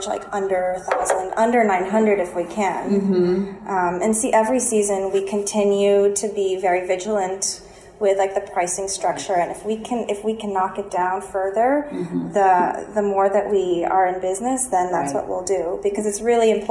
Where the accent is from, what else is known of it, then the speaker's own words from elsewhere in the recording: Philippines; now in New York, United States; I'm originally from the Philippines